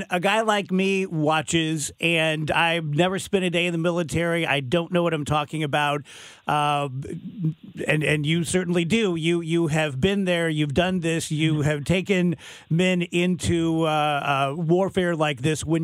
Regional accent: Scotland, United Kingdom; So, I've never served in the military, but I'm Scottish and I have a temper and I get my blood up.

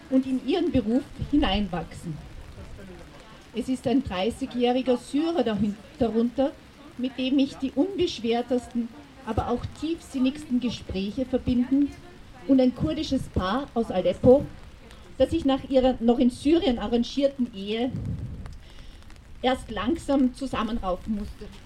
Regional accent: Austria

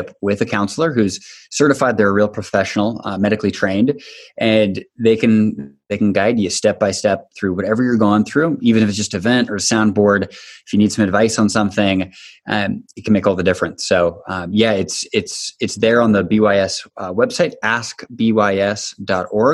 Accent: Bainbridge Island, Washington, United States; also born or lived in Shanghai, China; as a teenager growing up on Bainbridge Island

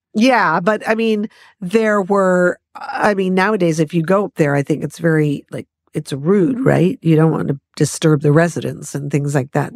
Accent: Los Angeles, California, United States; born or raised there

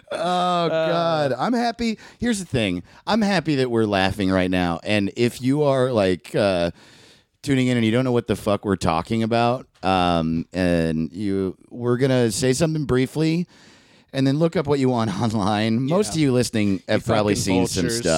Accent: New York, United States; After I graduated college, I grew up in New York, sort of. I was also a Navy kid.

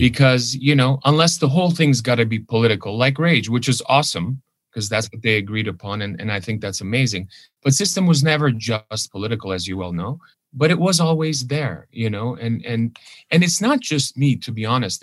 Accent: Los Angeles, California, United States; first language Armenian; English is a second language; also born or lived in Lebanon; went to a private Armenian school here in Hollywood

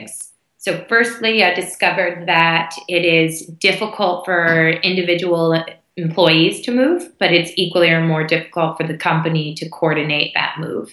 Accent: United States; moved away as an adult; also born or lived in Hong Kong / Singapore / India / United Kingdom; I grew up in the U.S., which you can probably hear from my accent

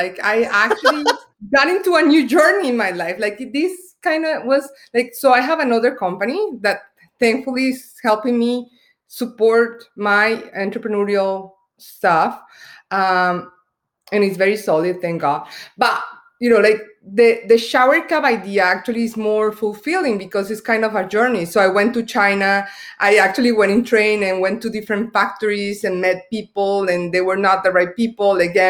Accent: Colombia; English is a second language; Me, I'm originally from Colombia, so we do care about beauty a lot

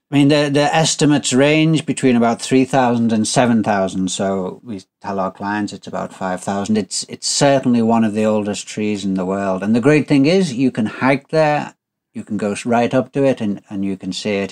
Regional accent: United Kingdom; now in Kyushu, Japan; as a Brit

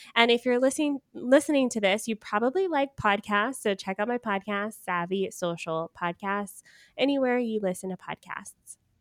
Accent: Georgia, United States; moved away; I am from Georgia originally.

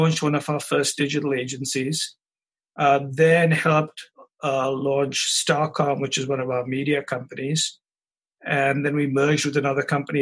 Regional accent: India; moved away as an adult; also born or lived in Chicago, United States; now in United States; So I grew up in India, came to the United States after getting a degree in advanced mathematics to get an MBA at the University of Chicago

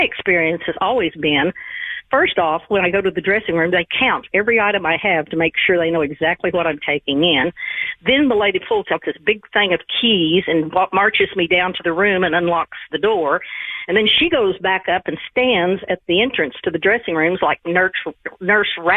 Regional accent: Oklahoma, United States; I'm from Oklahoma

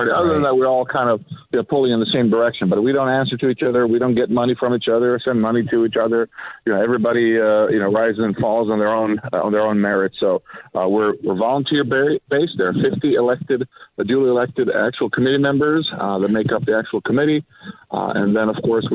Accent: Sweden; also born or lived in Croatia (parents' origin); now in San Diego, United States; I was born and raised in Sweden

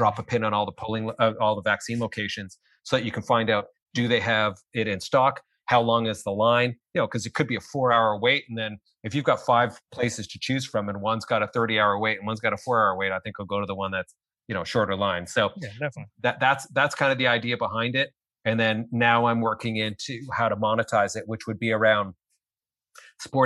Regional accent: Canada; I'm Canadian. So we don't have LLCs here

